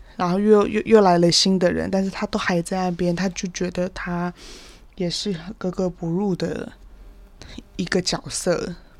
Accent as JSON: {"language": "Chinese", "town": "Kaohsiung", "country": "Taiwan", "moved": "yes", "said": "毕竟我高雄人嘛"}